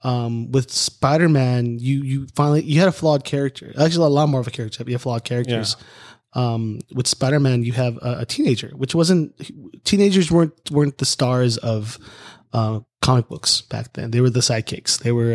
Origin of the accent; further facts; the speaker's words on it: United States; as an American